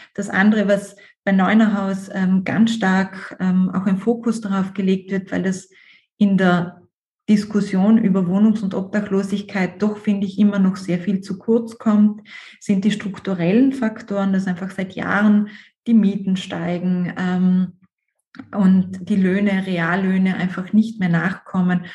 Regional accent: South Tyrol, Trentino-Alto Adige, Italy; ich bin Südtirolerin

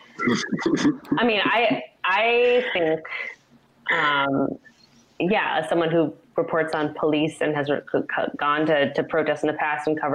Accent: Humboldt County, rural Northern California, United States; now in Portland, United States; I grew up in rural Northern California

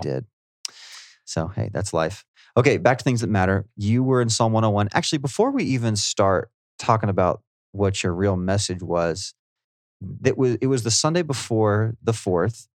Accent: United States; I'm an American

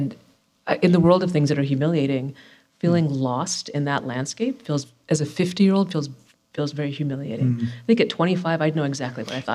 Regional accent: Atlanta, Georgia, United States; I'm from Atlanta

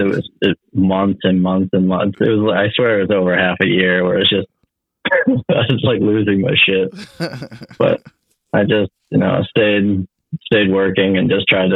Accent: Milwaukee, Wisconsin, United States; I'm from Milwaukee, Wisconsin

